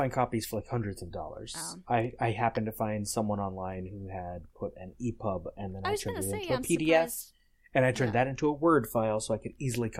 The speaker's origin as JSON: {"language": "English", "town": "Pasadena", "region": "California", "country": "United States", "tie": "born or raised there", "also_born_or_lived": "Glendale, California", "said": "I grew up in Pasadena."}